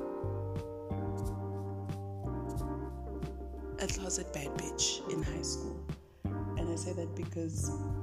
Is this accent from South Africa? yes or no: yes; Johannesburg, Gauteng, South Africa; Joburg born and bred. I've lived in Johannesburg my entire life.